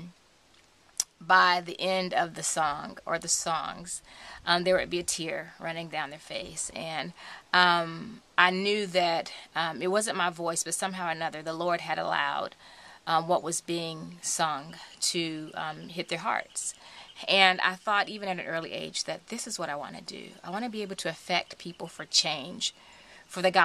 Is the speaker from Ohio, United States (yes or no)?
yes; Cincinnati, Ohio, United States; now in Nashville, United States; I was born and raised in Cincinnati, Ohio